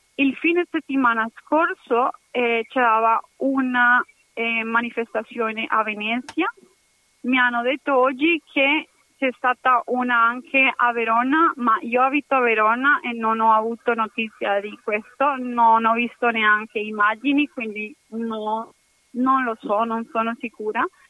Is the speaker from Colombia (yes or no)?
yes; Cali, Valle del Cauca, Colombia; Italian is a second language; now in Padua, Italy; sono colombiana, sono dei Cali e adesso la mia città è colpita